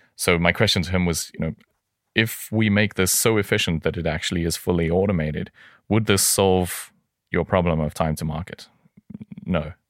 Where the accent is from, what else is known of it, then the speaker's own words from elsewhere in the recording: South Africa; moved away; I hail originally from South Africa.